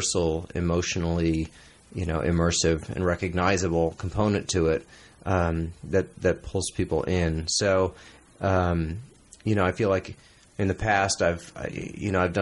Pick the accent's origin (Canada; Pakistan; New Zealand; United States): United States; New York City, New York; moved away as an adult; also born or lived in San Francisco; I grew up in New York City